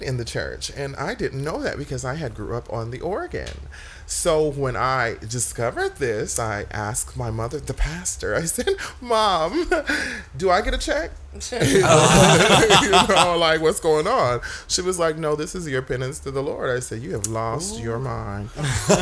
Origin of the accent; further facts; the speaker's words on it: Park City, Utah, United States; I was originally born in Park City, Utah